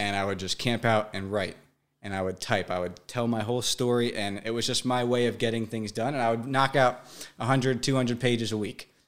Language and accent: English; Brick, New Jersey, United States; I grew up in Brick, New Jersey, living with my mom and dad